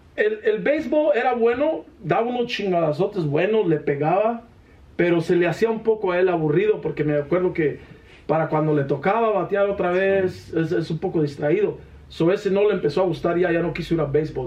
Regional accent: Iramuco, Guanajuato, Mexico; Representamos a Cámbaro, Guanajuato, porque, o sea, ganamos en todo lo de Iramuco

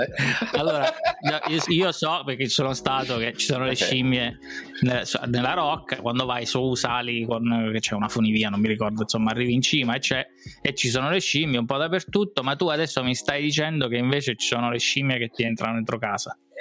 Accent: Abruzzo, Italy; noi siamo abruzzesi

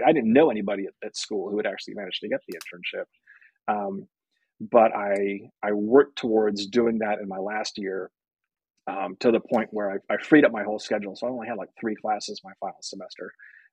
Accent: Berkeley, California, United States; I grew up in Berkeley

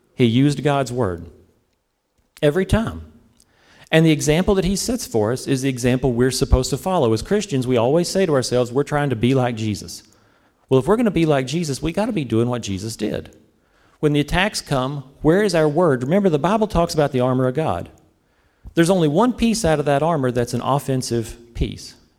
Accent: the South, United States; I'm from the South, so, you know, we're more into the S E C

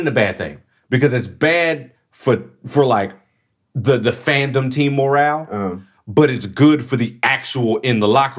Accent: Houston, Texas, United States; I'm from Houston.

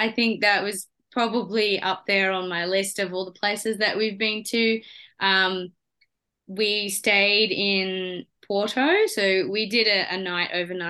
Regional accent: Australia; being an Aussie.

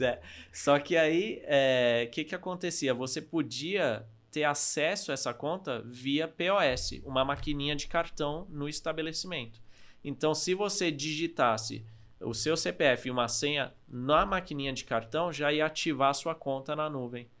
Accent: Norway; now in Brazil; eu sou da Noruega

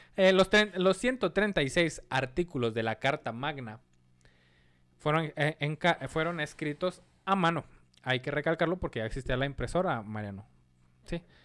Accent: Mexico; como mexicanos

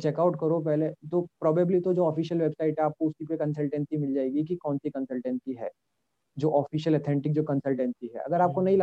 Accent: Rajasthan, India; मैं राजस्थान से हूँ

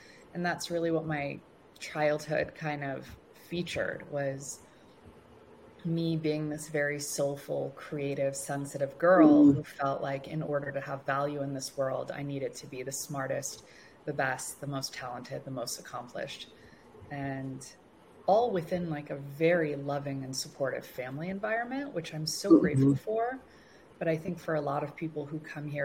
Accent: Los Angeles, California, United States; also born or lived in Tehran, Iran; we finally landed in Los Angeles. And this is where I grew up and where I still currently reside

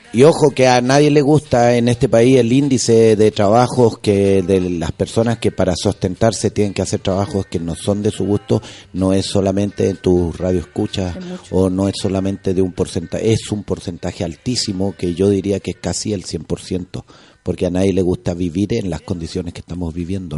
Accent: Quintero, Valparaíso, Chile; also born or lived in Chuquicamata; yo vengo del B14 de Quintero, de mis compadres de allá, que otros son pescadores

